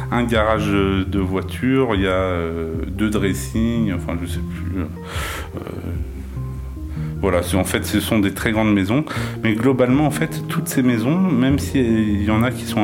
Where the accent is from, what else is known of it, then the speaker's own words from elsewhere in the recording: Nanterre, Île-de-France, France; born there; Moi, je suis né à Nanterre. Donc après, j'ai habité un peu partout en France.